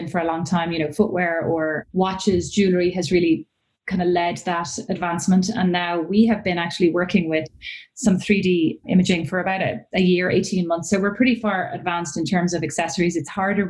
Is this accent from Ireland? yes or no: yes; Ireland; moved away as an adult; also born or lived in Milan / Paris; I'm Irish, so I graduated from college in Ireland